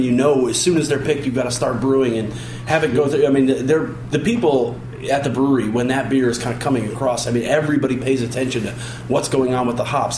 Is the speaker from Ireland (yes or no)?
no; Chicago, Illinois, United States; I grew up in Chicago.